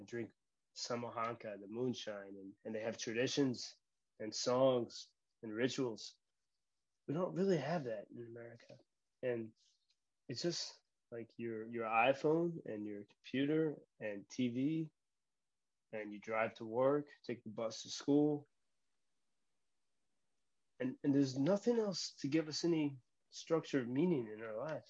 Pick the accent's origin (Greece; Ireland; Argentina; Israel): Ireland; So perhaps as an Irishman, it could be connected.